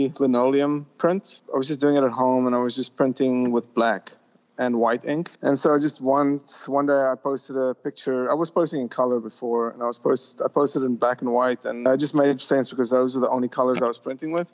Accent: South Africa; moved away as an adult; also born or lived in Chicago, United States / Florida, United States; now in Los Angeles, United States; I worked in Africa because I'm from South Africa

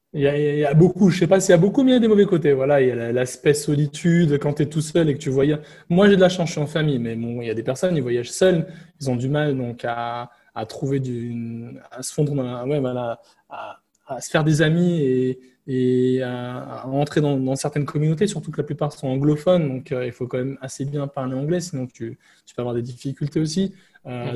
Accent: France; moved away as an adult; now in Vietnam; mon pays d'origine, donc la France

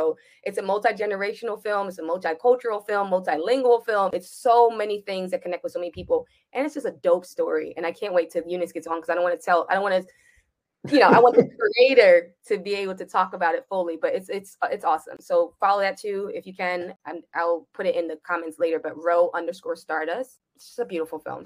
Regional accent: Jamaica

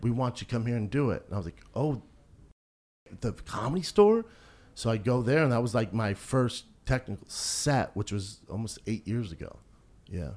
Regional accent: Aurora, Colorado, United States; moved away; also born or lived in Venice Beach, California; I grew up in Aurora, Colorado, which was predominantly like a black neighborhood.

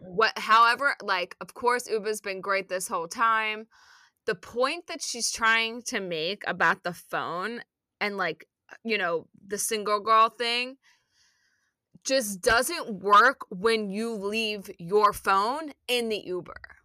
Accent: Philadelphia, Pennsylvania, United States; now in New York, United States; growing up in Philly

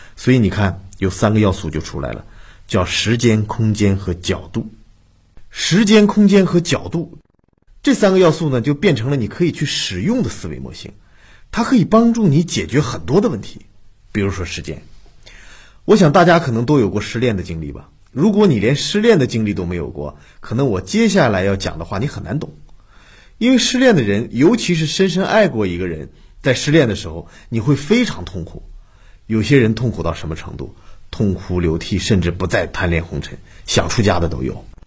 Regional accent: China; 我们中国人

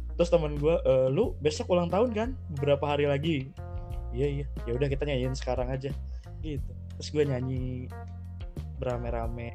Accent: Bogor, West Java, Indonesia; dari S D, eh, dari kecil, di Bogor terus

